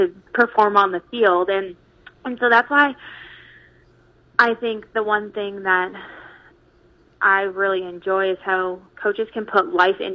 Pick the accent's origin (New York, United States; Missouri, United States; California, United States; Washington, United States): California, United States; San Diego; moved away as an adult; also born or lived in Chicago, Illinois / North Dakota / Concordia, Nebraska; now in Maryville, United States; growing up in California, it was a great, great state to play ball